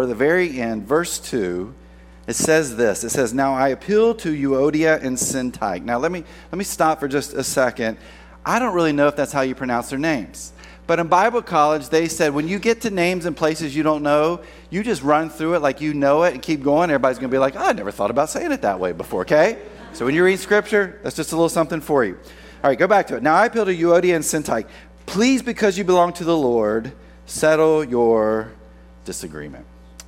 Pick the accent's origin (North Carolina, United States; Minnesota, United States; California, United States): North Carolina, United States; I grew up in North Carolina